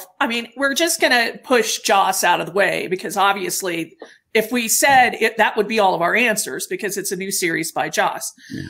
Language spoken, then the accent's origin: English; Denver, Colorado, United States; I'm from Denver, Colorado